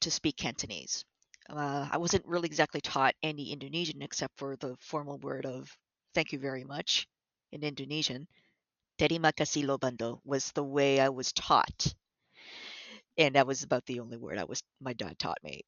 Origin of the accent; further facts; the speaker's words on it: Toronto, Ontario, Canada; I was born and raised in Toronto, actually